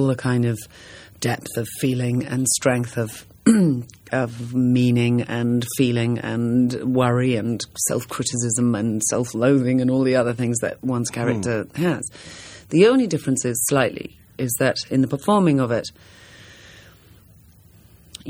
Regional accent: England, United Kingdom; I come from England

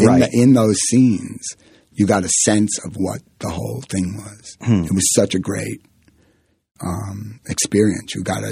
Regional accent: Southern, United States; accent: Southern; I was Southern. It came out Southern

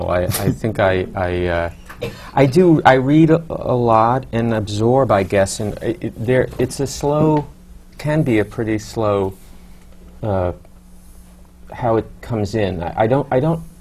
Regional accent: New York City, New York, United States; I grew up in Douglaston, Queens, and my, my, my parents are still in, still there.

